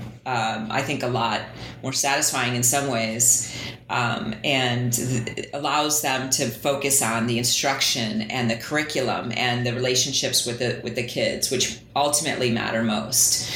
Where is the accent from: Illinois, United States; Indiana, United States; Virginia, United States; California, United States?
Illinois, United States; Glen Ellyn; also born or lived in Chicago, Illinois; I grew up outside of Chicago in a suburb called Glen Ellen, western suburb